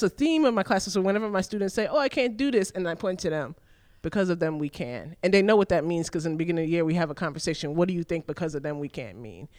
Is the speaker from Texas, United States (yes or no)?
no; New York City, New York, United States; I was born and raised in New York City.